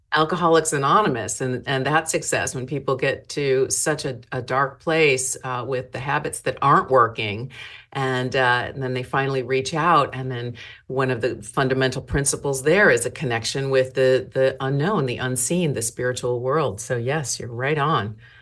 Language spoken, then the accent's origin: English; Chicago, Illinois, United States; now in Seattle, United States; I, I started out in Chicago.